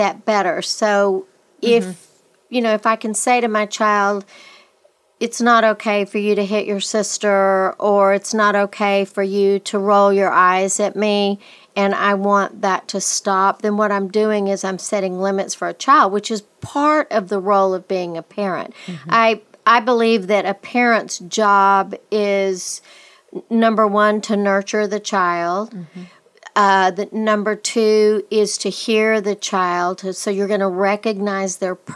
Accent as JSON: {"language": "English", "region": "West Texas", "country": "United States", "tie": "born or raised there", "said": "growing up in West Texas, little boys were told, shake it off, shake it off."}